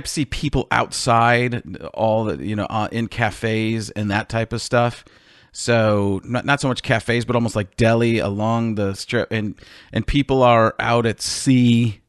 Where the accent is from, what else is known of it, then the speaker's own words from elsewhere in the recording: Milwaukee, Wisconsin, United States; I grew up in Milwaukee